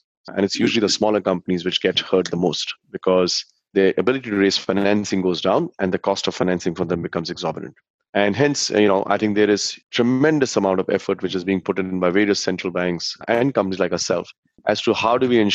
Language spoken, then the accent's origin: English; Delhi, India; moved away as an adult; now in Singapore; born and brought up in India, in Delhi